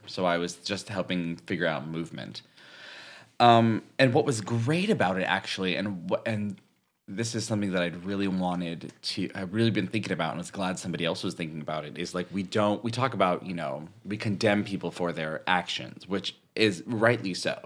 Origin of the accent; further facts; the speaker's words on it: Northern California, United States; moved away; also born or lived in San Diego; I'm from Northern California